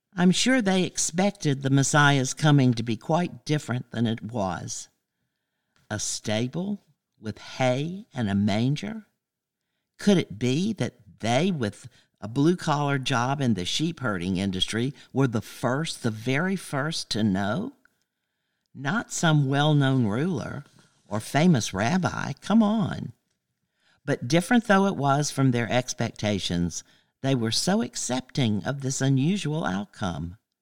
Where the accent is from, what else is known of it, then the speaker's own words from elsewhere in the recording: Athens, Georgia, United States; I grew up on Cloverhurst Avenue right here in Athens during the 50s and the 60s